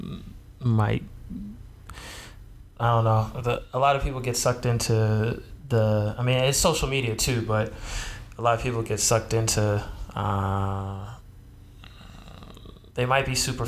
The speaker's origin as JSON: {"language": "English", "town": "Jacksonville", "region": "Florida", "country": "United States", "said": "we're both from Jax"}